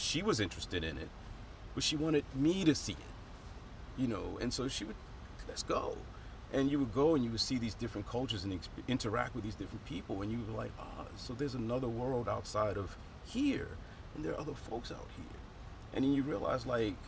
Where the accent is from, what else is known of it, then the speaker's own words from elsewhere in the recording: Baltimore, Maryland, United States; moved away as an adult; now in Japan; growing up in Baltimore